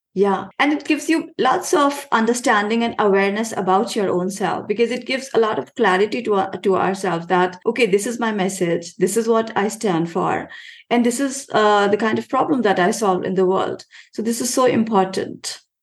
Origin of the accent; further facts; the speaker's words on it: India; I come from India